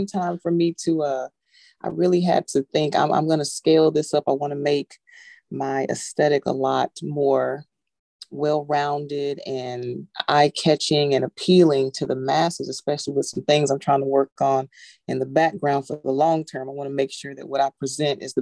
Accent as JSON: {"language": "English", "town": "Austin", "region": "Texas", "country": "United States", "moved": "as an adult", "lives_now": "Portsmouth, United States", "said": "Originally from Austin, Texas"}